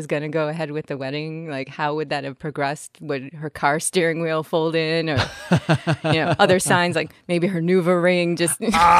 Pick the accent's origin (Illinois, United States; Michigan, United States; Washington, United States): Illinois, United States; Chicago; So, I'm originally from Chicago, and I can tell you this. The whole place is haunted.